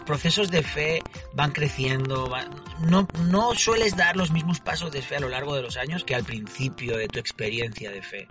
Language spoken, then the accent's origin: Spanish; Barcelona, Catalonia, Spain; moved away as an adult; now in Tijuana, Mexico; vengo de Barcelona, España